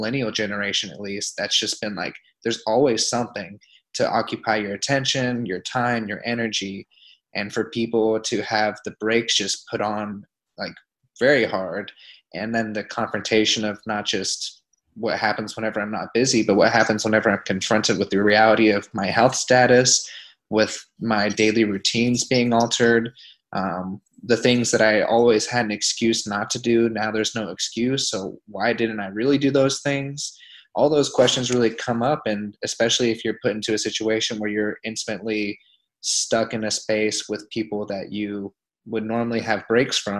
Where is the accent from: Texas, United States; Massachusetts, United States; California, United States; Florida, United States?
Florida, United States; Pensacola; moved away; I'm back in my hometown where I'm based out of Pensacola, Florida right now.